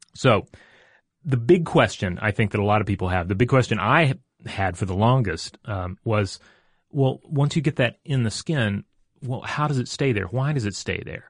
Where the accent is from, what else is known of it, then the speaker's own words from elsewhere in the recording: Tennessee, United States; moved away; also born or lived in Georgia; I grew up in Tennessee